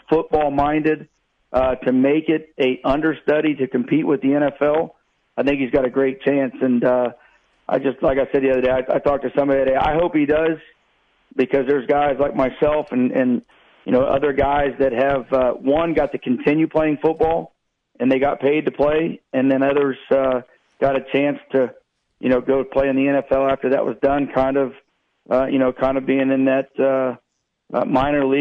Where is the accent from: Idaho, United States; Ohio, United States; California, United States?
Ohio, United States; Columbus; I'm from Columbus, Ohio, so being able to go to Cleveland and play in your home state was all pretty cool.